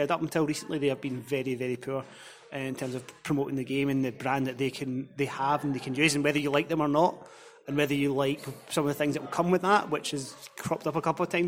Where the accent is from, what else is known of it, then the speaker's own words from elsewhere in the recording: Scotland, United Kingdom; as a Scottish football fan